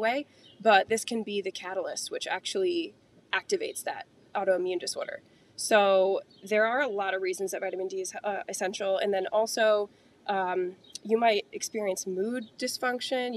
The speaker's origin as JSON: {"language": "English", "region": "Connecticut", "country": "United States", "said": "We're from Connecticut, so we get a lot of heavy winters"}